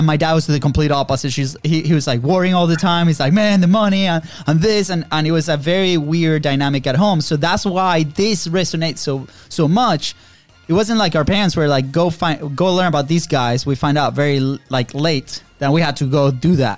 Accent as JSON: {"language": "English", "country": "Venezuela", "tie": "born or raised there", "moved": "as an adult", "lives_now": "United States", "said": "we grew up in Venezuela. Third world country"}